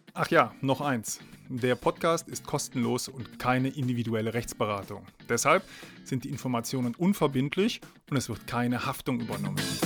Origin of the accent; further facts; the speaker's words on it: Aachen, North Rhine-Westphalia, Germany; moved away as an adult; also born or lived in Trier; now in Heidelberg, Germany; Geboren und aufgewachsen bin ich in Aachen, beziehungsweise in der Nähe von Aachen.